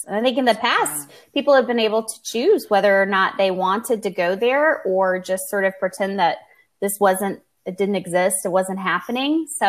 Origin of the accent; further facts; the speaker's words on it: the South, United States; I'm a Southerner.